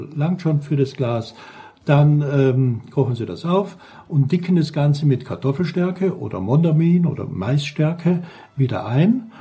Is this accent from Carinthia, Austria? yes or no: yes; St. Paul im Lavanttal, Carinthia, Austria; born or raised there; now in Black Forest, Germany